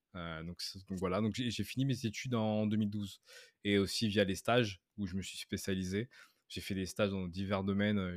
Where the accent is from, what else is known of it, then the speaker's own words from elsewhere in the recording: France; moved away as an adult; now in Canada; je suis français, j'habite au Canada depuis maintenant plus de 7 ans